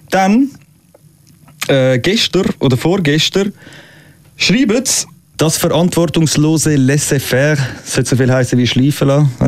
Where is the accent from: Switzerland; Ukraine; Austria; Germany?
Switzerland; Ich sage, ja, ich bin Schweizer, aber ist schon gut.